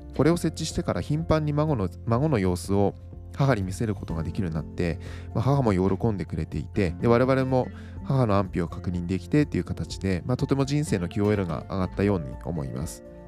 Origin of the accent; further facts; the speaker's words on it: Miyagi, Japan; now in Tokyo, Japan; 私の実家は宮城県にあります